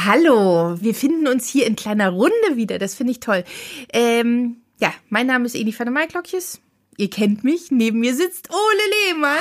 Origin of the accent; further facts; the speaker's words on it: Potsdam, Brandenburg, Germany; bei uns in Potsdam